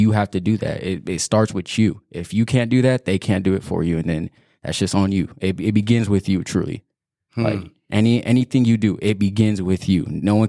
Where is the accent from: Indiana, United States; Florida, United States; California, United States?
California, United States; Banning; I've been in Banning since I was like 2 years old. I went to Central, and then I went to Hemmerling and Nicolette. And Banning, I mean, it's been fine. I mean, it's just a small town, nothing crazy.